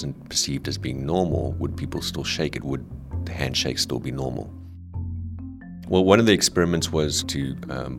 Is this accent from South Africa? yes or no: yes; South Africa; now in Netherlands; I'm originally from South Africa